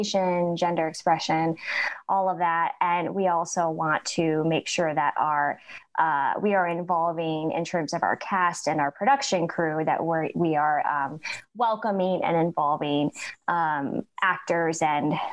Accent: upstate New York, United States; moved away as an adult; now in Mississippi, United States; I am originally from upstate New York, so very far away from Jackson originally, but I moved to the area to work at Alcorn State University

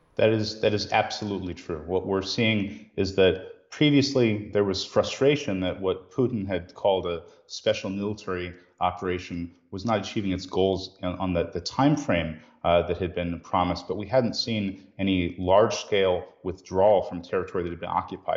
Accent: United States

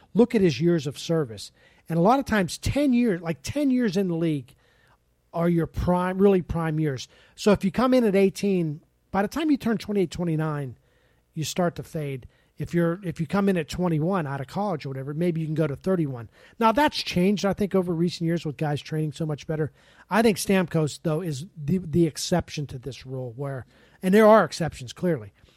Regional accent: Pittsburgh, Pennsylvania, United States; moved away; growing up in Pittsburgh

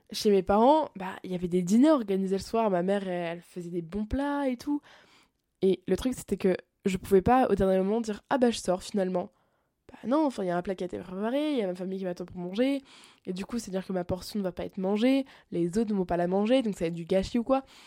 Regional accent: France; moved away as an adult; now in Montreal, Canada; quand je suis en France

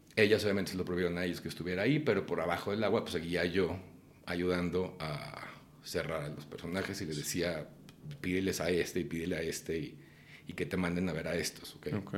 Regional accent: Guadalajara, Jalisco, Mexico; moved away as an adult; Cuando yo estaba chico en Guadalajara, yo empecé a hacer teatro

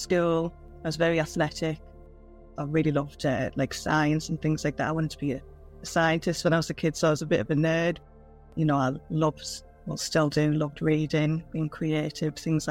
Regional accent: Middlesbrough, North East England, United Kingdom; I grew up in the northeast England. I grew up in Middlesbrough.

